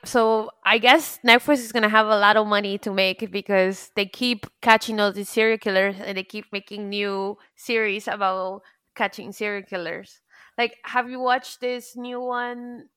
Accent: Pembroke Pines, Florida, United States; now in New York, United States; I grew up in Pembroke Pines, Florida, where nothing really happens and people don't even lock their doors. But then after moving to New York

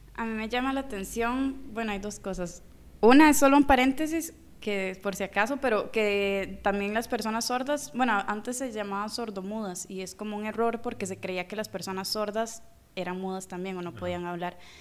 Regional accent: Costa Rica; yo soy de Costa Rica

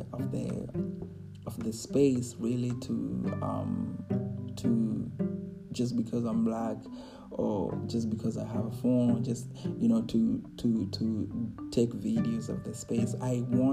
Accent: Kenya; moved away as an adult; growing up in Kenya

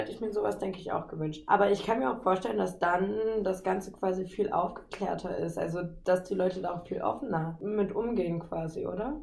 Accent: Nordheim, Germany; moved away; ich melde mich aus Nordheim, meiner Geburtsstadt

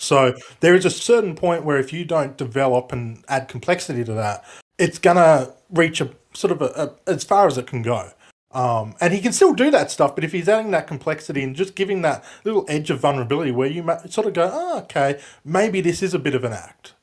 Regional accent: Australia; I'm Australian

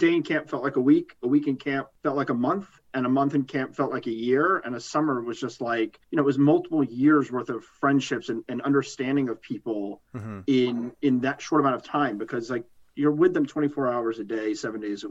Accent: the Bronx / Westchester County, New York, United States; growing up in the Bronx or growing up in Westchester County

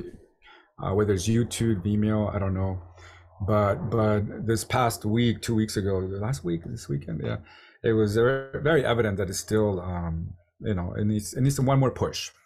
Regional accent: San Diego, California, United States; San Diego, my hometown

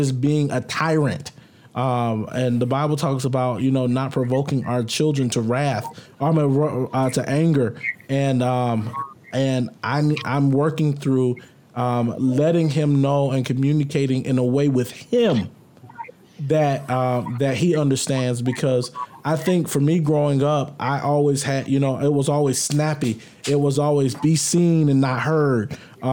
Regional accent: the South, United States; I grew up in the South

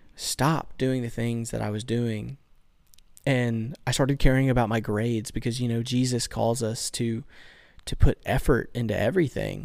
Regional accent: Bayou La Batre, Alabama, United States; I'm from good old Bayou Labatry

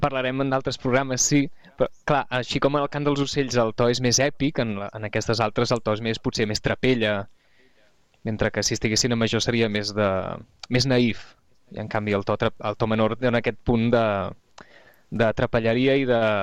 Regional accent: Catalonia, Spain; nosaltres a Catalunya

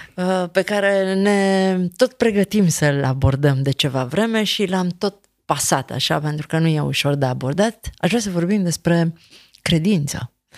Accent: Transylvania, Romania; eu am crescut în Ardeal

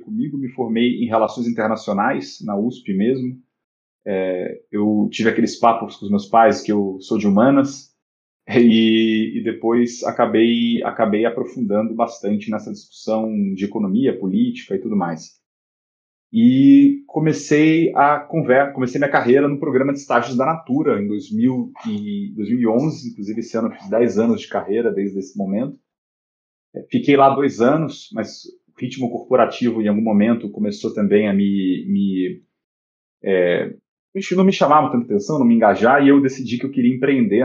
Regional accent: Rio de Janeiro, Brazil; moved away as an adult; also born or lived in São Paulo; Eu, eu sou carioca, eu vim do Rio para estudar na Poli

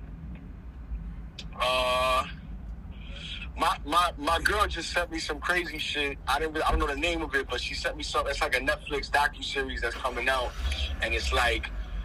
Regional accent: New York City, New York, United States; I'm from New York City

